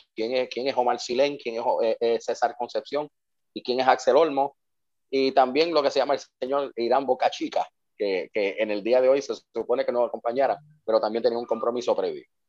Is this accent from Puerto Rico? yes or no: yes; Puerto Rico; Somos analistas puertorriqueños